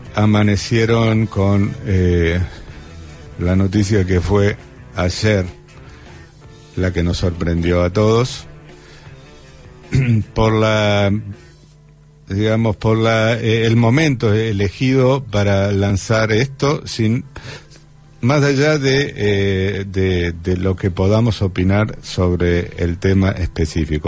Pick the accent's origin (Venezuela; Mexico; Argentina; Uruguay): Argentina; Buenos Aires; los que somos vecinos de Boca y Barracas